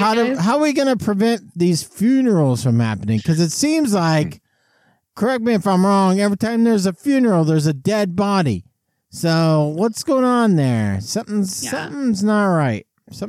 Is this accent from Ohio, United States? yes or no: no; Tulare, California, United States; No, I'm from Tulare. Way better.